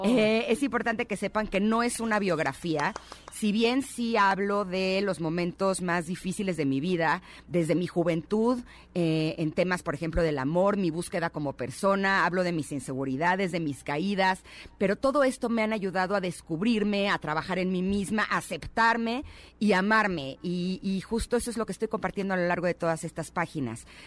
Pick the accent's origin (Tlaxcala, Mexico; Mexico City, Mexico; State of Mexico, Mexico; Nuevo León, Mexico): Mexico City, Mexico; Yo nací aquí en, en la Ciudad de México, aquí he vivido toda mi vida.